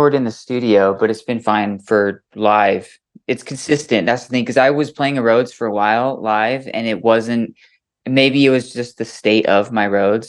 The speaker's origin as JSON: {"language": "English", "town": "Boise", "region": "Idaho", "country": "United States", "tie": "born or raised there", "also_born_or_lived": "San Diego, California", "said": "It's been home since I was a little kid. I was born in San Diego, but I've lived in Boise since I was about 2 or 3."}